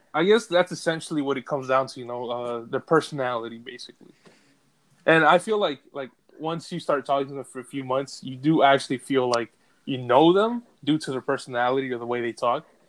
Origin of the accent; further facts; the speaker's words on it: United States; me being an American